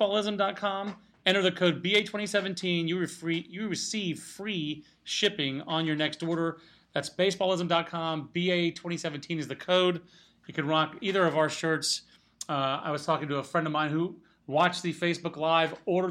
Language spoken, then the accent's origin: English; Fayetteville, North Carolina, United States; I'm from Fayetteville originally